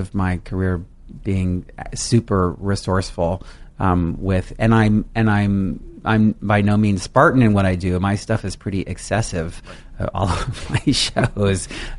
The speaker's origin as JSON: {"language": "English", "town": "San Francisco", "region": "California", "country": "United States", "tie": "born or raised there", "said": "when I was growing up in San Francisco."}